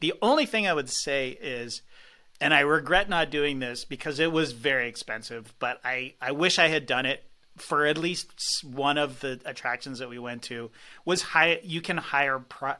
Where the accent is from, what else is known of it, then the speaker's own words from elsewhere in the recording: Toronto, Ontario, Canada; also born or lived in London; I do not speak French. I'm from Toronto.